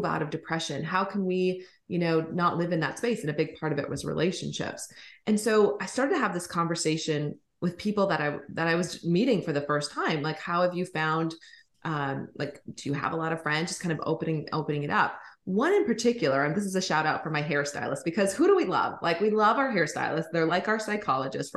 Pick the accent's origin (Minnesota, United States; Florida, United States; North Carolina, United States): Minnesota, United States; moved away as an adult; also born or lived in Colorado / California; I grew up in Minnesota.